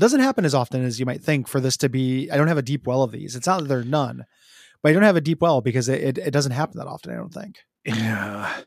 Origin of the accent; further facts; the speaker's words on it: Chicago, Illinois, United States; now in Portland, United States; the ones that I grew up near in Chicago